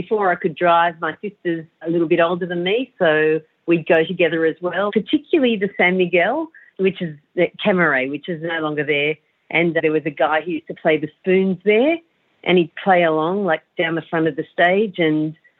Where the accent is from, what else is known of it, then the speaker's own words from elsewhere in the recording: Sydney, New South Wales, Australia; I grew up in Sydney